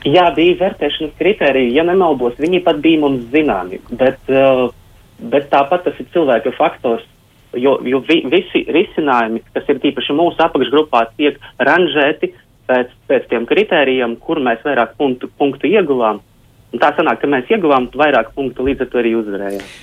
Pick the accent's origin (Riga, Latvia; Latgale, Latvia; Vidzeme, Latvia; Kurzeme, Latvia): Latgale, Latvia; Rēzekne; Es kā tehnoloģijas attīstības vadītājs esmu no Rēzeknes